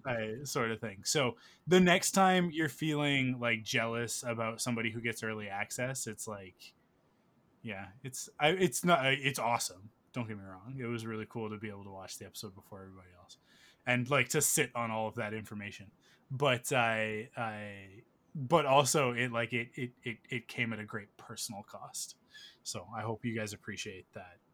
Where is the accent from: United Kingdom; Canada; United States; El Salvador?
Canada; I'm Canadian